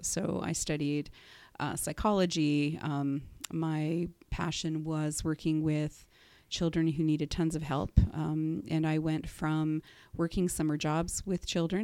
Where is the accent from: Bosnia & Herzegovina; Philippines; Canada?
Canada; Whitby, Ontario; also born or lived in Durham Region; I am from Durham, and, uh, I actually grew up in Whitby.